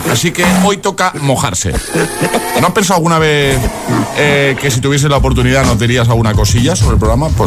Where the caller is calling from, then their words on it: Valencia, Valencian Community, Spain; de {S4} Valencia